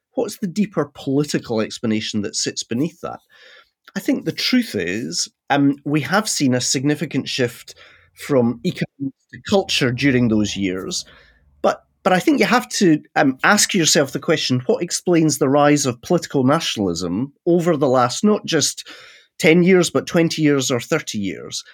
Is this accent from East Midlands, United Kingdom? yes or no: no; Scotland, United Kingdom; I'm a Scottish Presbyterian